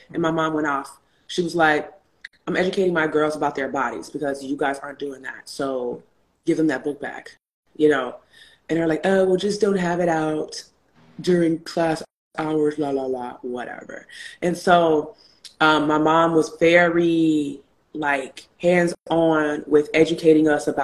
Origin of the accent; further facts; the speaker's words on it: Chicago, Illinois, United States; moved away as an adult; also born or lived in New York; when I moved from Chicago to New York for undergrad